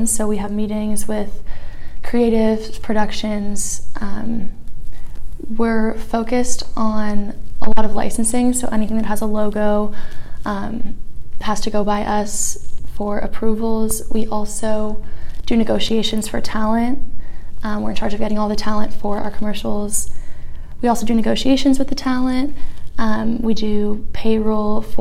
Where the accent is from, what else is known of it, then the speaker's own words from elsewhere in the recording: Los Angeles, California, United States; I'm from Los Angeles, California